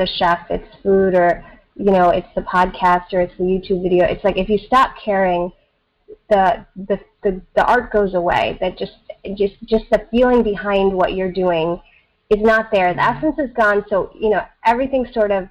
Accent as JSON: {"language": "English", "region": "East Coast of the United States", "country": "United States", "tie": "born or raised there", "also_born_or_lived": "Southern India", "accent": "American", "second_language": "English", "said": "I came to the East Coast of the United States when I was 6 and a half"}